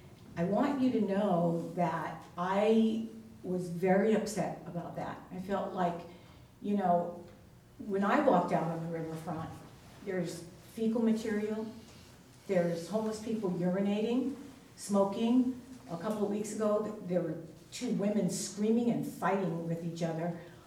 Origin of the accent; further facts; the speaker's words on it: New York, United States; also born or lived in California; now in Astoria, United States; I moved here 6 years ago. I'm originally from New York, and I lived in California.